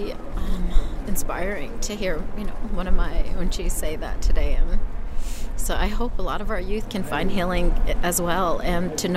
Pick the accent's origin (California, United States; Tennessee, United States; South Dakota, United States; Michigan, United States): South Dakota, United States; Pine Ridge; now in Phoenix, United States; from Pine Ridge, South Dakota. I currently live and reside in Phoenix, Arizona with my family